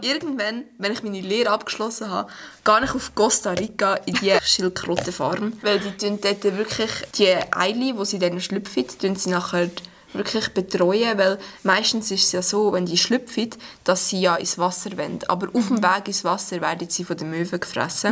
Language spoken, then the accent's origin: German; Stans, Nidwalden, Switzerland; Ich komme aus Stanz